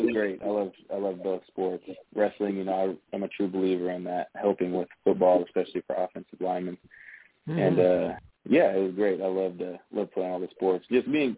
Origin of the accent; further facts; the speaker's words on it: Alaska, United States; now in Toronto, Canada; growing up in Alaska